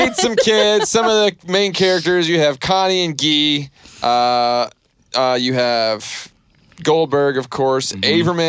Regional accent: the South, United States; I was born in the South

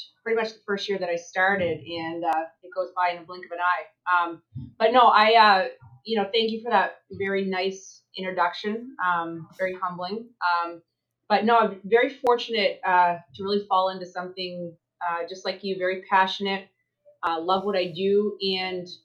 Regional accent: New Brunswick, Canada; moved away as an adult; now in United States; I'm from the small part of Canada. I'm a Maritimer from New Brunswick.

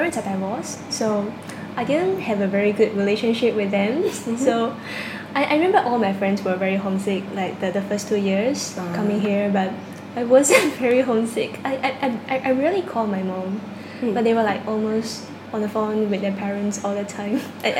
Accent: China; first language Cantonese; English is a second language; Yeah, my mother tongue is Cantonese.

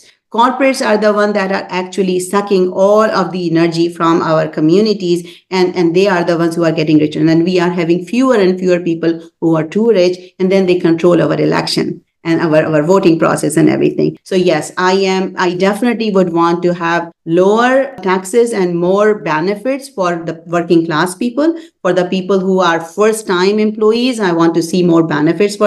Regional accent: Pakistan; now in Columbus, United States; I'm from Pakistan

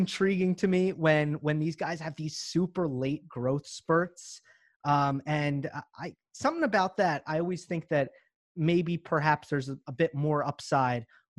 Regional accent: near Ossining, New York, United States; I grew up in Obi Toppin's, right, basically next door to Obi Toppin. Mm-hmm. He was a couple towns over. My high school team played his high school team, Ossining, twice every year.

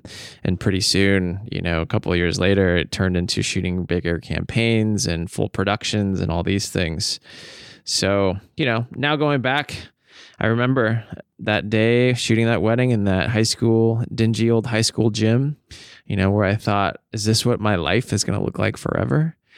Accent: Snohomish, Washington, United States; in my hometown of Snohomish, Washington.

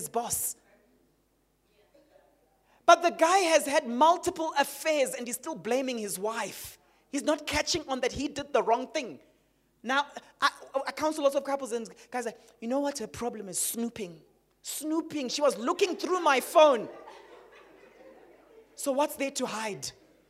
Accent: Harare, Zimbabwe; moved away; growing up in Zim in Harare

